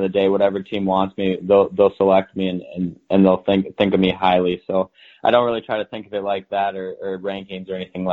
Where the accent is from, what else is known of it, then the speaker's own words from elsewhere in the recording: Grant, Minnesota, United States; I grew up in Minnesota, Grant, Minnesota